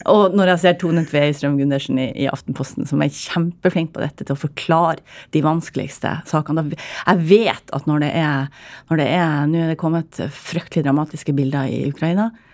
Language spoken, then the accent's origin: Norwegian; Northern Norway, Norway; jeg er nordlending